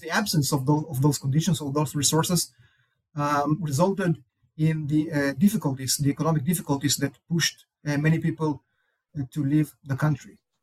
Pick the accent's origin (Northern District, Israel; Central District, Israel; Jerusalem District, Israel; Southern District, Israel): Northern District, Israel; Kibbutz Shamir; also born or lived in Tel Aviv, Israel / Chicago, United States; I grew up in Israel